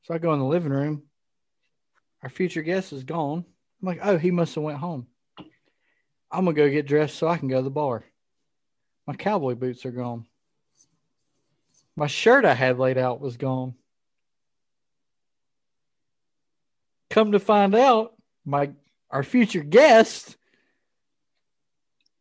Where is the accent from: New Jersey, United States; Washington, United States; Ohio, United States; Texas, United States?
New Jersey, United States; I'm from New Jersey